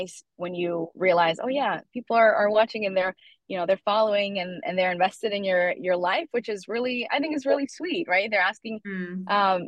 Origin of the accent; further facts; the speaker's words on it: Northern Virginia, United States; I grew up in Northern Virginia